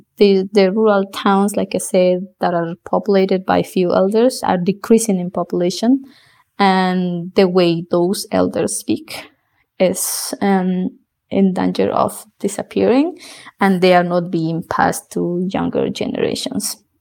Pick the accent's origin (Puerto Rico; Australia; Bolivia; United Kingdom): Bolivia; first language South Bolivian Quechua; English is a second language; moved away as an adult; also born or lived in New York City, United States / Austin, United States; in Bolivia, after finishing high school